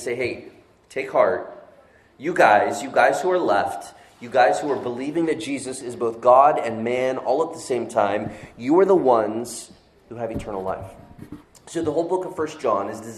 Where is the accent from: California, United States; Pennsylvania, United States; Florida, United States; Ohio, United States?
Florida, United States; moved away as an adult; also born or lived in Northeast United States; now in Northeast, United States; I saw snow like once growing my 20 years living in Florida